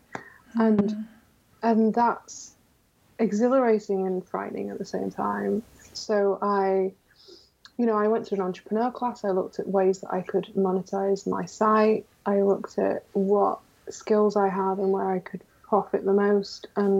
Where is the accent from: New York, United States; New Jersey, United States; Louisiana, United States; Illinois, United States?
New York, United States; born there; You know, I was born in New York originally. I'm a dual citizen, so it's something I've always wanted to do.